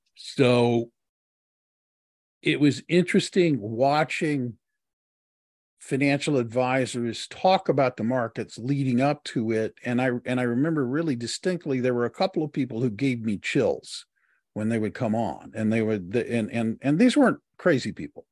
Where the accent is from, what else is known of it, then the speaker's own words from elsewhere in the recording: Texas, United States; I was born in the South and grew up in the South and, uh, was raised primarily in Texas.